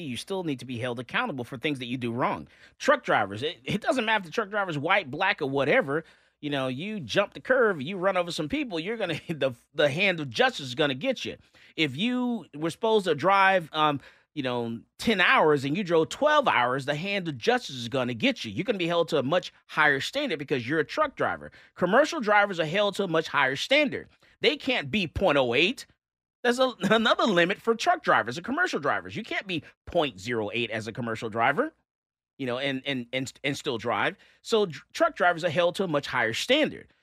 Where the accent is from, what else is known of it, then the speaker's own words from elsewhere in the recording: Florida, United States; I'm from Florida